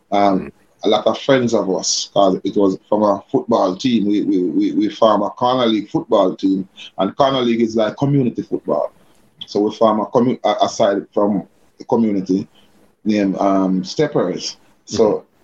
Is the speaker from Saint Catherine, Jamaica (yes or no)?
no; Kingston, Saint Andrew, Jamaica; I grew up in a place called Barbican. That's upper, that, that, that's St. Andrew, upper St. Andrew. Um, Kingston 8, Barbican, Kingston 8.